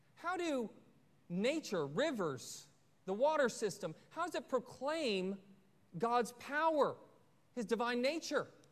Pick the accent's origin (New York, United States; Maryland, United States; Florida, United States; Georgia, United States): Georgia, United States; Forsyth County; my hometown in uh, Forsyth County